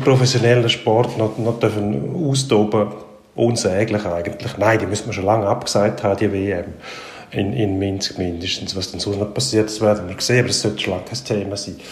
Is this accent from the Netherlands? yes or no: no; Switzerland; bei uns in der Schweiz